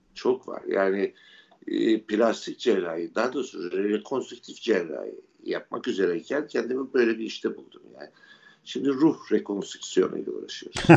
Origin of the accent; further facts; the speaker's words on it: Ordu, Turkey; benim doğup büyüdüğüm ev bir tesadüf eseri e, eski bir Rum